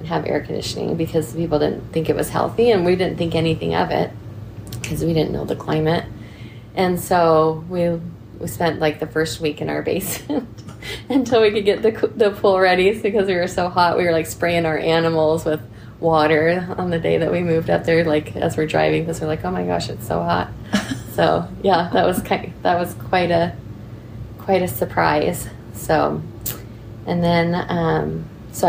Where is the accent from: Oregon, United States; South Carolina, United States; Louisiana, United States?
Oregon, United States; Salem; born or raised there; also born or lived in Salt Lake City, Utah / Ogden, Utah